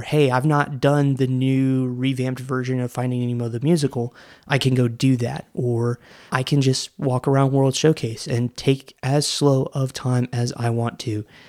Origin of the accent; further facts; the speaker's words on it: Orlando, Florida, United States; I grew up in Orlando when Wishes was a thing